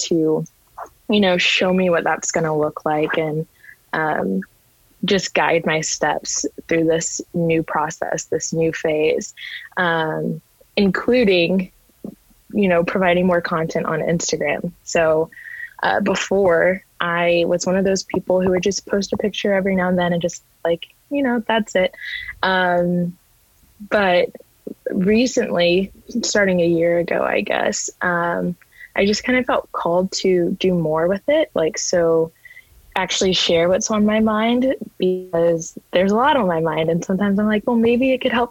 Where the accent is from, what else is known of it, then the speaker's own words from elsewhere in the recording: Dallas, Texas, United States; I am from Dallas, Texas.